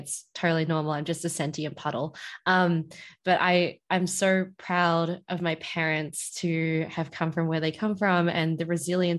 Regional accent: Whadjuk Noongar land, Western Australia, Australia; first language English; now in Melbourne, Australia; I'm originally from Wajuknuma land over in WA.

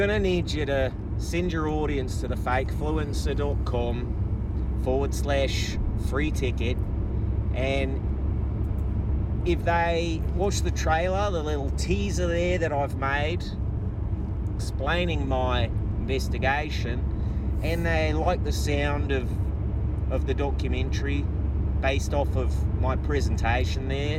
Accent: Perth, Western Australia, Australia; my hometown of Perth in Australia. Western Australia, to be specific.

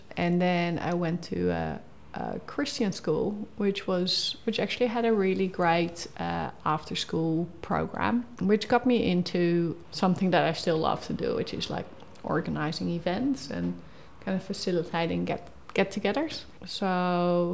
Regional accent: Rotterdam, South Holland, Netherlands; moved away as an adult; now in Tasmania, Australia; I grew up in Rotterdam

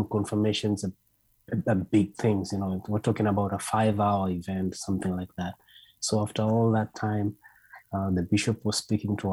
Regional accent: Kenya; moved away; I'm from Kenya.

